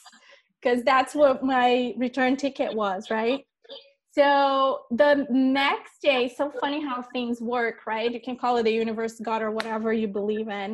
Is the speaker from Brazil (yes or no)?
yes; Brazil; moved away as an adult; now in United States; I came from Brazil in 2005. That's when I migrated to the United States. I had just finished college